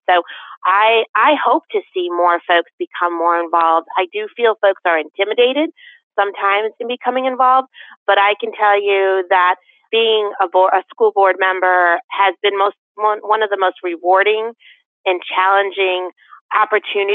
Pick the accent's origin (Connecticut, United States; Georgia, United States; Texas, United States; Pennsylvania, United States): Connecticut, United States; West Hartford; now in Canton, United States; I grew up in West Hartford